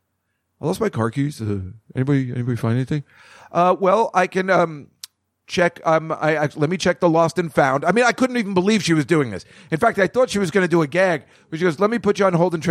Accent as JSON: {"language": "English", "town": "Edison", "region": "New Jersey", "country": "United States", "tie": "born or raised there", "said": "the mall where I grew up in Edison, New Jersey"}